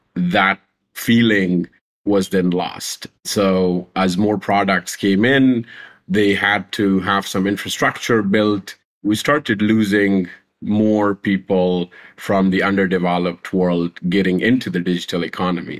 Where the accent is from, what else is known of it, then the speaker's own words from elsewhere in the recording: Pakistan; also born or lived in Afghanistan; I was born a refugee in Pakistan. My mom and dad are Afghan, and when we were growing up, I was not allowed to take part in official universities and, and schools 'cause we were refugees.